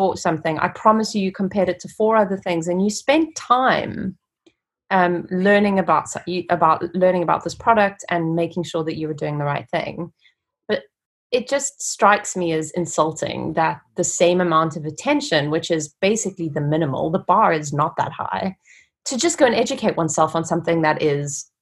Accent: South Africa; moved away as an adult; now in United Kingdom; I grew up in South Africa and I attended a really good university, Rhodes University

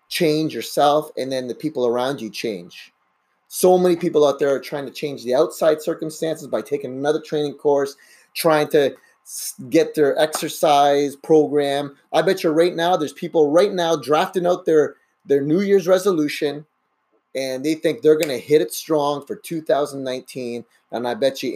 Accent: Canada; also born or lived in Brazil; I pretty much grew up in Canada

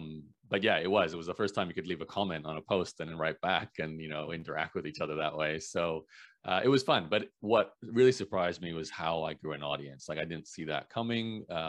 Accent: Brisbane, Queensland, Australia; accent: Canadian; Yeah, so the short version, born and raised in Brisbane, Australia, Canadian parents who are actually immigrants to Canada from Eastern Europe. But, you know, pretty much lived in Australia, despite having a Canadian accent

